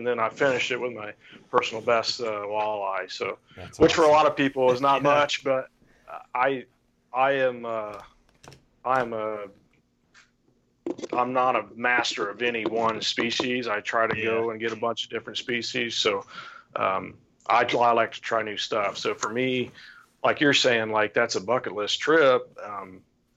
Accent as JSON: {"language": "English", "town": "St. Paris", "region": "Ohio", "country": "United States", "tie": "born or raised there", "lives_now": "Urbana, United States", "said": "I grew up in St. Paris, which is east of there."}